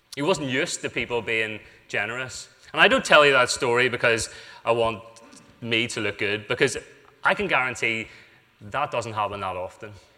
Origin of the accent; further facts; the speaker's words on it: United Kingdom; we're British